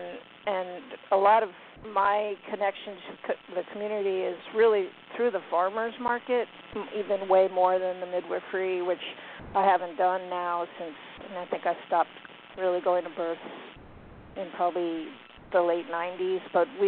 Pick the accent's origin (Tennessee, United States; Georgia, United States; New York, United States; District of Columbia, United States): New York, United States; also born or lived in Virginia; now in Blacksburg, United States; I'm from New York.